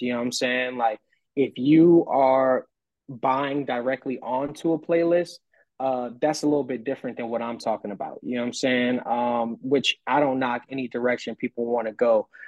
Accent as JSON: {"language": "English", "town": "New Orleans", "region": "Louisiana", "country": "United States", "moved": "yes", "lives_now": "San Antonio, United States", "said": "I'm from New Orleans"}